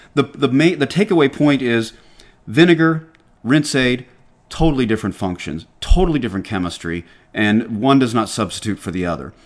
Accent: Atlanta, Georgia, United States; accent: Southern; now in New Hampshire, United States; I grew up in Atlanta

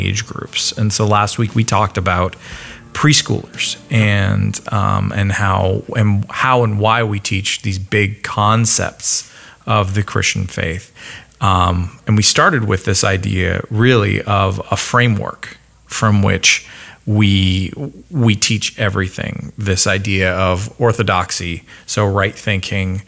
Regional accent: Canada; moved away; in case it hasn't come out in my accent recently, don't forget, I'm Canadian

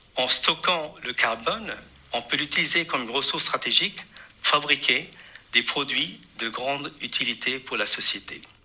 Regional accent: Pondicherry, Puducherry, India; j'ai grandi à Pondichéry

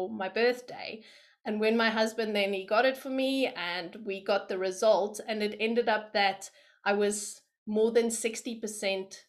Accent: South Africa; moved away as an adult; also born or lived in London, United Kingdom; So I am from South Africa and I was born there.

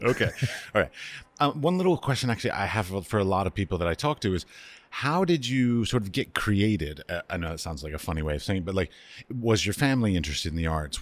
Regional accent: United States; also born or lived in Middle East; now in Prague, Czech Republic; I'm an American. I've lived in the Middle East. I now live in Prague.

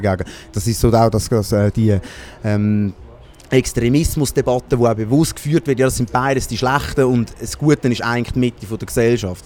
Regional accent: Baden, Aargau, Switzerland; ich bin ursprünglich aus Baden

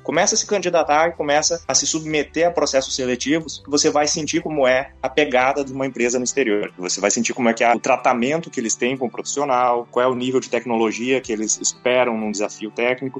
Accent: Rio Grande do Sul, Brazil; moved away as an adult; now in Prague, Czech Republic; eu sou gaúcho, né? Para quem não sabe, o gaúcho é o nativo do Rio Grande do Sul.

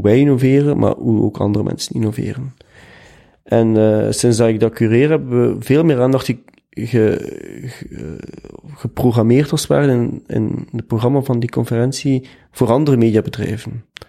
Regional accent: Ghent, Flanders, Belgium; Ik ben van Gent. Geboren en getogen.

